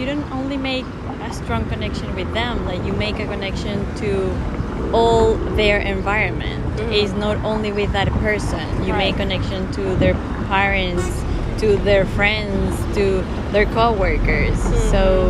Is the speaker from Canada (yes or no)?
no; Venezuela; also born or lived in Cincinnati, Ohio, United States; now in United States; But I grew and raised there. In Venezuela? In Venezuela, yeah.